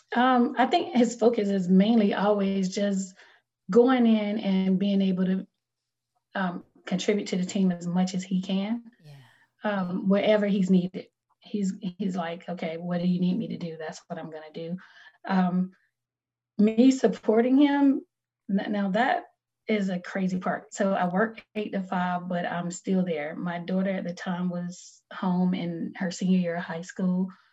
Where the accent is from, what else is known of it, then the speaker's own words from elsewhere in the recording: North Carolina, United States; I'm from North Carolina, so it's a different type of cold